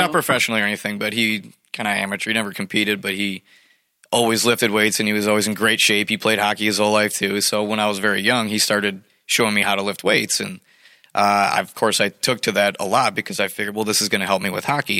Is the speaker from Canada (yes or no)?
no; Clarkston, United States; I grew up in Clarkston, and uh, I played for the hockey team